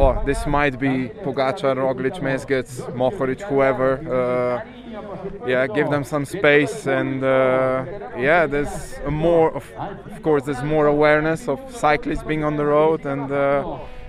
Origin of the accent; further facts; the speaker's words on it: Slovenia; I'm from Slovenia